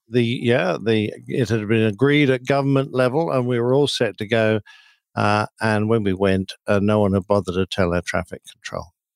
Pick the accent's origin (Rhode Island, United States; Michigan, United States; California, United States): California, United States; Riverside; my hometown of Riverside, C A. uh, California.